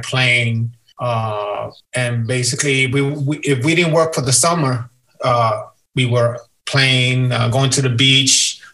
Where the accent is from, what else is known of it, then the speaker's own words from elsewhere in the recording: New York City, New York, United States; I grew up in Brooklyn, in the Sunset Park area of Brooklyn.